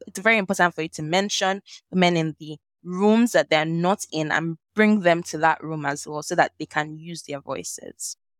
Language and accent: English; Nigeria; accent: Nigerian; also born or lived in Lagos, Nigeria / Ibadan, Nigeria; growing up in Nigeria, Lagos, Ibadan